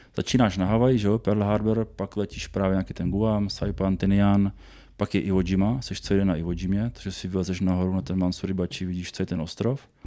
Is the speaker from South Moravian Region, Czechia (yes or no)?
yes; Brno, South Moravian Region, Czechia; Já jsem teda z, z Brna